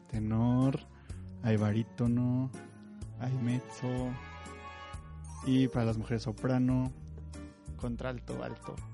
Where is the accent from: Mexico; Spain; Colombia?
Mexico; Morelia, Michoacán; Yo soy de Morelia, yo soy michoacán.